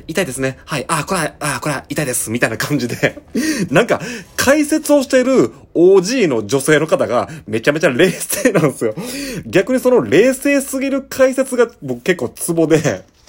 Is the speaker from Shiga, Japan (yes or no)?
yes; Shiga, Japan; now in Kobe, Japan; 僕はあの滋賀県出身でして、今神戸に住んでる